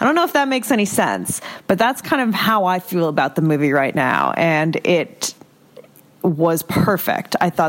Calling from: Boston, Massachusetts, United States; I am calling from Boston, Massachusetts.

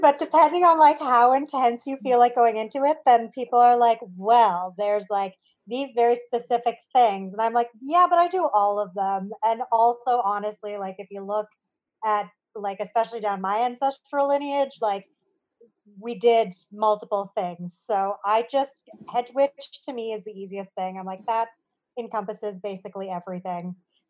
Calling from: Treaty 1 territory, Manitoba, Canada; I am calling in from Treaty 1 territory in central Canada.

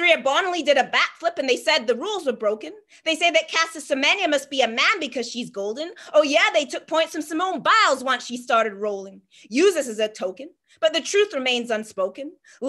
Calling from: Halifax, Nova Scotia, Canada; I'm joining you from Jibuktuk, Halifax, in the territory of the Mi'kmaq people

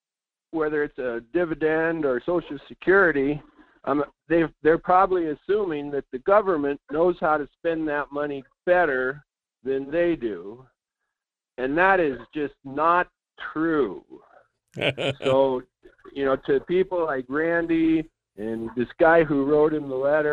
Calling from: Fairbanks, Alaska, United States; This is … in Fairbanks.

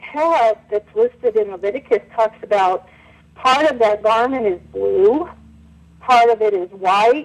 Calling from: Reno, Nevada, United States; I'm calling from Reno, Nevada.

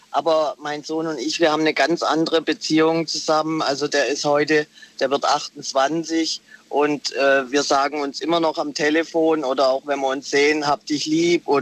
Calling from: Heilbronn, Baden-Württemberg, Germany; Ich bin aus Heilbronn.

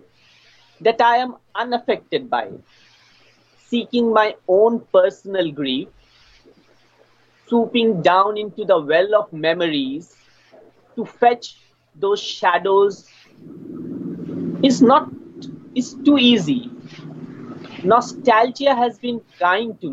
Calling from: Kolkata, West Bengal, India; I'm calling from Kolkata

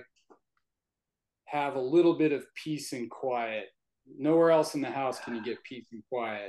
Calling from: Peoria, Arizona, United States; Phoenix, Arizona. Actually, Peoria, Arizona, to be exact.

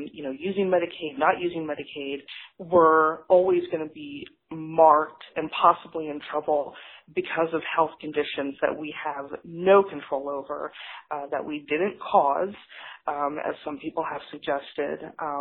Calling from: Austin, Texas, United States; I'm calling from Austin, Texas.

